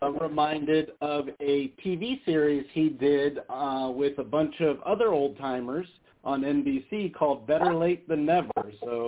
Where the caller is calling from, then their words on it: Las Vegas, Nevada, United States; from Vegas.